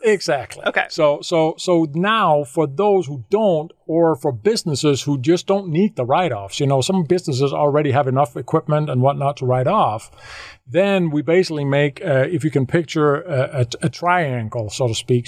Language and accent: English; Denmark; moved away as an adult; I, I, am from Denmark. I grew up in Denmark uh, the first 40 years of my life there